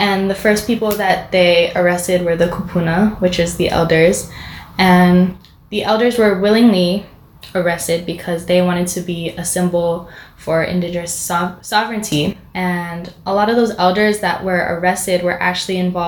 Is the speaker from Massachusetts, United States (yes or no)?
no; Hawaii, United States; growing up in Hawaii